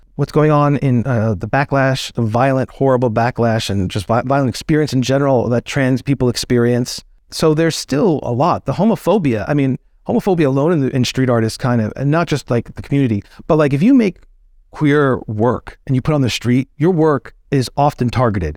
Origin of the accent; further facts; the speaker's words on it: outside of New York City, United States; growing up outside of New York City, during that time period